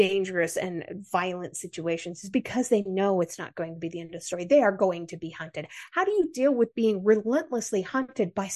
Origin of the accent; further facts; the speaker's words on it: United States; accent: American; my American accent